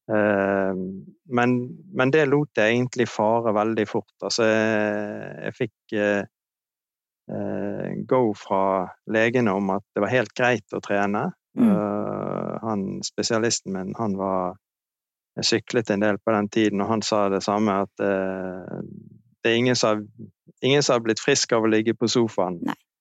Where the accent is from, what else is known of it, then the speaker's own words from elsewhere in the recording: Bergen, Vestland, Norway; Jeg er fra Bergen, 58 år.